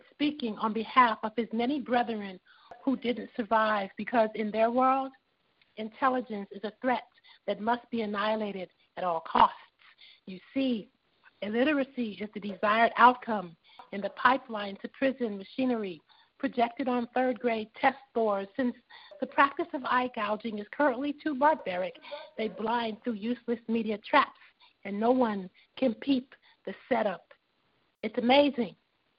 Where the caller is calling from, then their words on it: Los Angeles, California, United States; calling from Los Angeles.